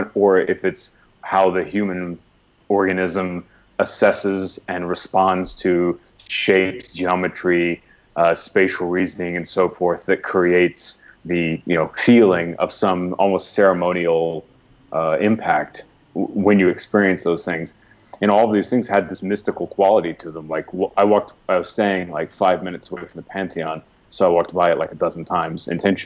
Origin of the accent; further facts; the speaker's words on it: United States; being American and growing up American